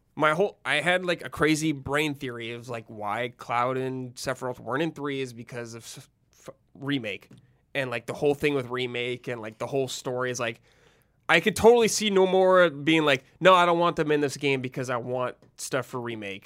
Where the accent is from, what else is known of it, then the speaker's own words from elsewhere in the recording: Southern California, United States; I, I grew up in Southern California